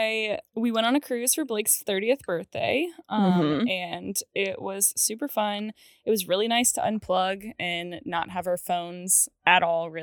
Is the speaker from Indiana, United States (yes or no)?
no; Cary, North Carolina, United States; I grew up in Cary and we're right near the train tracks in Cary.